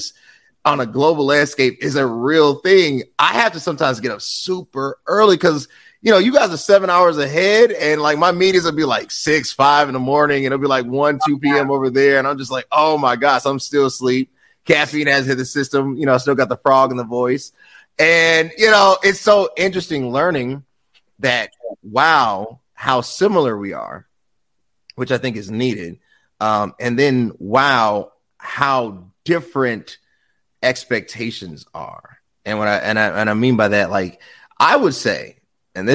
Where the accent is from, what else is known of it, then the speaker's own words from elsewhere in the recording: United States; I'm an American